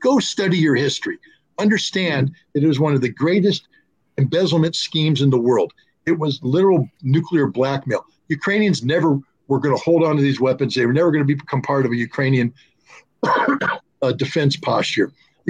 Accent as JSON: {"language": "English", "country": "Germany", "tie": "born or raised there", "said": "Because I grew up in West Germany."}